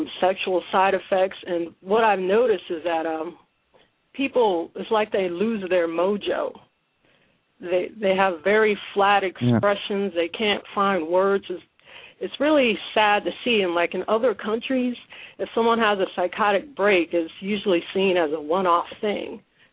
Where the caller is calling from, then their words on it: Ohio, United States; from Ohio.